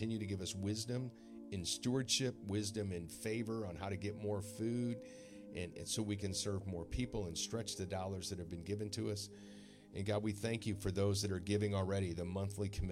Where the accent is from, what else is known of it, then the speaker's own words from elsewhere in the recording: St. Louis, Missouri, United States; I've never done one in my hometown